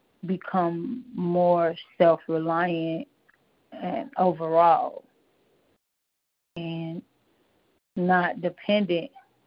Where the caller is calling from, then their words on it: Las Vegas, Nevada, United States; I'm calling from Las Vegas, Nevada.